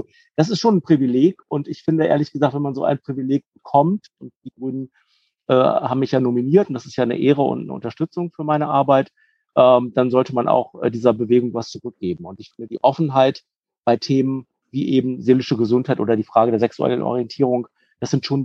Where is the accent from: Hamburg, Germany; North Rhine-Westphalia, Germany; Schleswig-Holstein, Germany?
North Rhine-Westphalia, Germany; born there; now in Cologne, Germany; komme eigentlich gebürtig aus der Heimat von Mike, also aus dem Kreis Herford, habe dann einige Jahre in Münster studiert und lebe jetzt aber schon seit über 20 Jahren im schönen Köln.